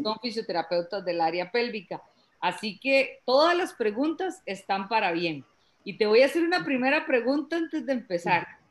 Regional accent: Costa Rica; yo soy de Costa Rica

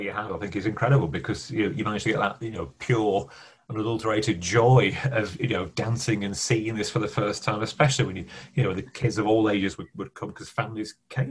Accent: Bradford, Yorkshire and the Humber, United Kingdom; we grew up in Bradford

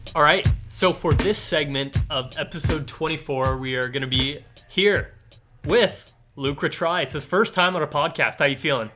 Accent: Ladner, British Columbia, Canada; I'm from Ladner

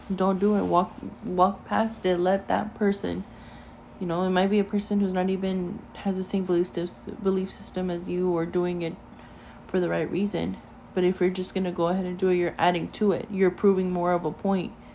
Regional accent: United States; I was born here in America. I am half Mexican. I am half American

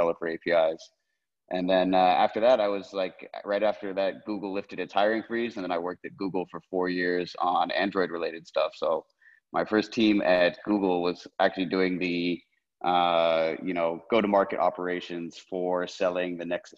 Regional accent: Menlo Park, California, United States; I grew up in Menlo Park

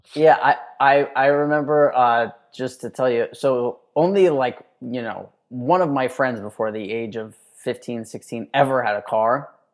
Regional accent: New York City, New York, United States; moved away as an adult; now in Texas, United States; I grew up in Manhattan in this, like, you know, tiny ass apartment

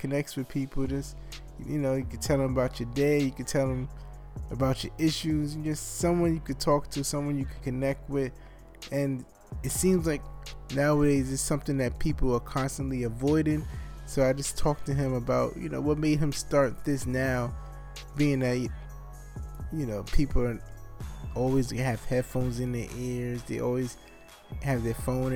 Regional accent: New York City, New York, United States; I'm a New Yorker

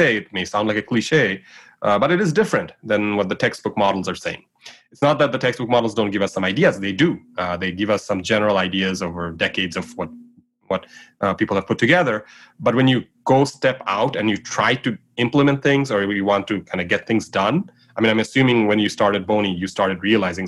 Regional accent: Bangladesh; moved away as an adult; now in United States; I grew up in Bangladesh. So I was living in Bangladesh till I was 18

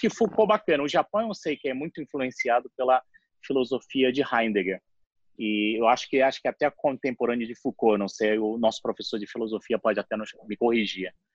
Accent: Rio de Janeiro, Brazil; also born or lived in Japan; eu sou nascido em 1968 e minha infância e adolescência foi no Rio de Janeiro

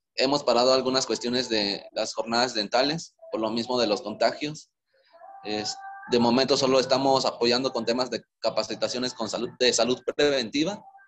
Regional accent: Veracruz, Mexico; moved away as an adult; also born or lived in Querétaro; now in Morelia, Mexico; soy originario de Veracruz, Llevo casi siete años viviendo en Morelia

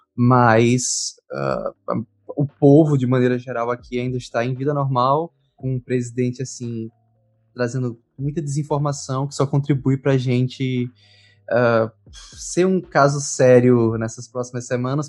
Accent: Caruaru, Pernambuco, Brazil; eu sou de Caruaru, Pernambuco, fica a 134 quilômetros de Recife

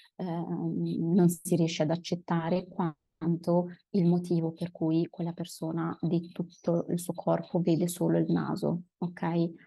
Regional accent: Milan, Lombardy, Italy; also born or lived in Padua / Turin; Io sono milanese

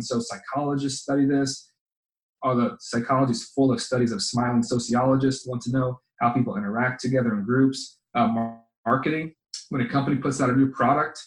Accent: Cape Coral, Florida, United States; I grew up in Cape Coral

